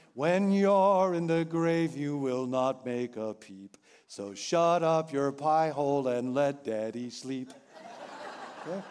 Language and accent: English; Rockville, Illinois, United States; moved away; my hometown, Rockville, Illinois